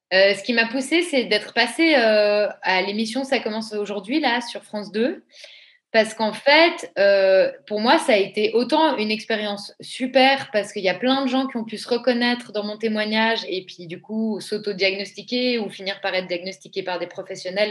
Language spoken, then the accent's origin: French; Switzerland; Je suis une vraie Suisse bien fiable